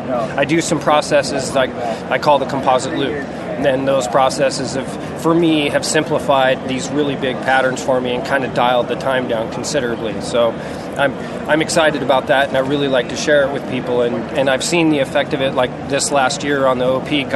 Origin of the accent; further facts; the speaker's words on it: Alaska, United States; I grew up in Alaska, actually, from 6 to 10. I was homeschooled. We lived off the land.